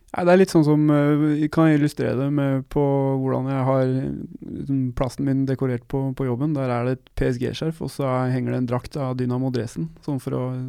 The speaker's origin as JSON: {"language": "Norwegian", "country": "Norway", "said": "jeg kommer fra Norge."}